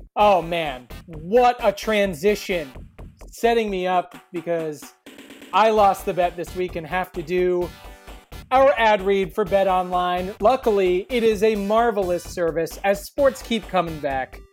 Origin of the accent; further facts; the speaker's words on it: Kansas, United States; I'm from Kansas